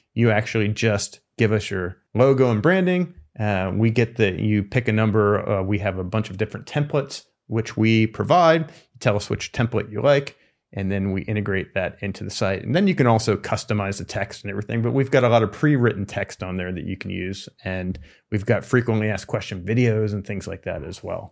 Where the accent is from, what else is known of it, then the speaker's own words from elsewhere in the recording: East Coast, United States; moved away; I'm from the East Coast